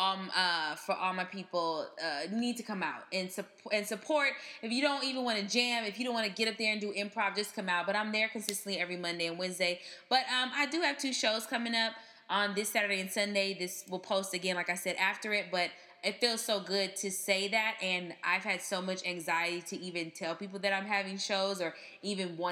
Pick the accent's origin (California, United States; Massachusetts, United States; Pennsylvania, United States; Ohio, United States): California, United States; Inglewood; moved away as an adult; now in New York, United States; I'm from Inglewood, 104th